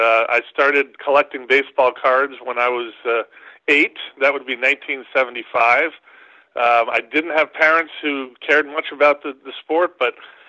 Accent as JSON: {"language": "English", "region": "New York", "country": "United States", "tie": "born or raised there", "said": "I was growing up in New York"}